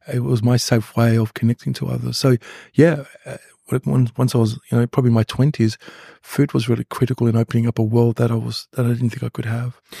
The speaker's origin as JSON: {"language": "English", "town": "Mount Beauty", "region": "Victoria", "country": "Australia", "tie": "born or raised there", "said": "grew up in a little country town called Mount Beauty"}